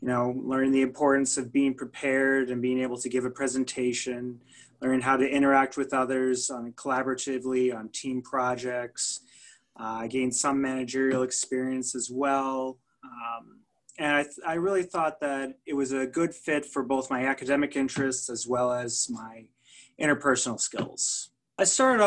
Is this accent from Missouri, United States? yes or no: yes; St. Louis, Missouri, United States; also born or lived in New Orleans; I'm originally from St. Louis City. I've lived here my entire life